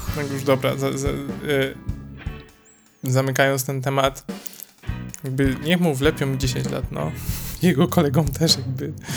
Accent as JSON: {"language": "Polish", "country": "Poland", "said": "Jestem z Polski"}